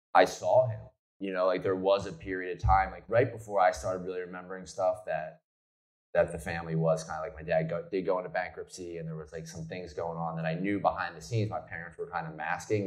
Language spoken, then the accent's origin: English; New Jersey, United States; I grew up in South Jersey